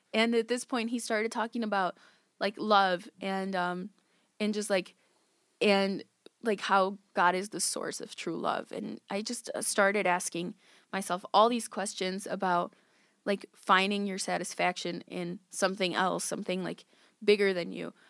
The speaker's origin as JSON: {"language": "English", "town": "West Chicago", "region": "Illinois", "country": "United States", "tie": "born or raised there", "said": "I grew up in West Chicago. I am twenty-eight years old"}